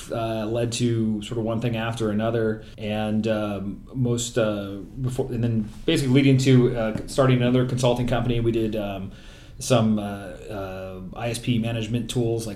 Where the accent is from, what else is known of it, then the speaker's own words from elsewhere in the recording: Los Angeles, California, United States; I'm from Los Angeles